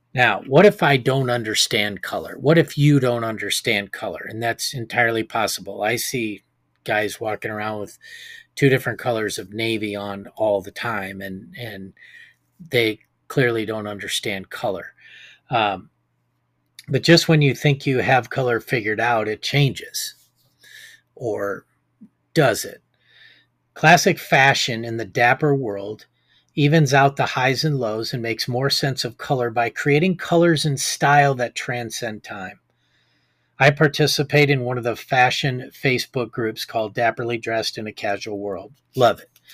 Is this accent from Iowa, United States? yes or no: yes; Iowa, United States; my hometown here in Iowa